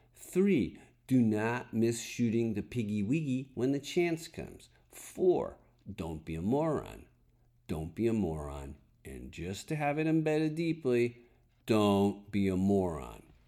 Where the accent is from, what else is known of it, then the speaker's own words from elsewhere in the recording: Connecticut, United States; moved away; I know snow. I'm from Connecticut